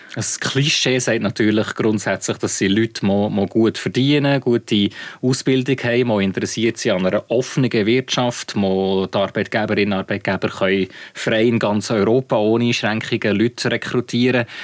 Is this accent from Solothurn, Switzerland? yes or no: yes; Solothurn, Switzerland; ich komme aus dem, äh, aus dem Kanton Solothurn